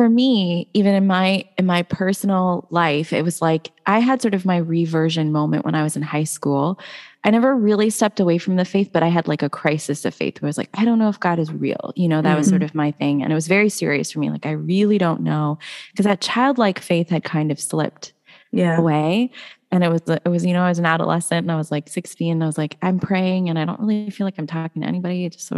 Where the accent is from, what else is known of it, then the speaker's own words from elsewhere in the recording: India; I'm Indian. So, you know, first of all, like a lot of her ministry was done in India.